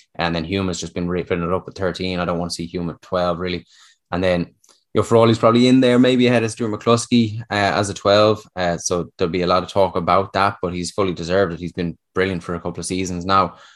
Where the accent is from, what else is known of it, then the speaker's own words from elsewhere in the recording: Dublin, Leinster, Ireland; moved away as an adult; now in Connacht, Ireland; I was born and raised in South Dublin